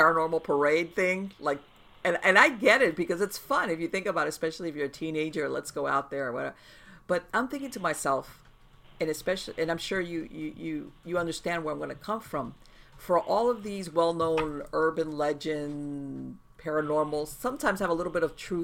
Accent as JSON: {"language": "English", "town": "Miami", "region": "Florida", "country": "United States", "tie": "born or raised there", "said": "I was born and raised in Miami"}